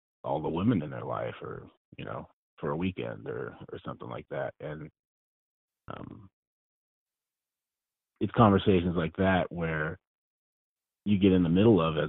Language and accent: English; Northern California, United States; I grew up in Northern California, about 200 miles north of San Francisco.